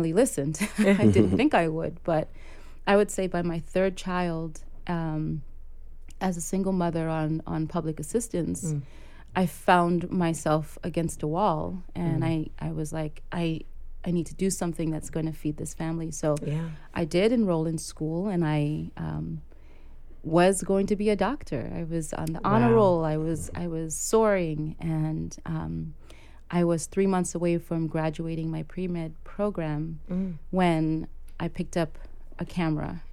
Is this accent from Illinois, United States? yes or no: no; New York City, New York, United States; also born or lived in Port-au-Prince, Haiti / Harlem, New York; I am a Brooklynite, I consider myself to be, because I've been here since I was five.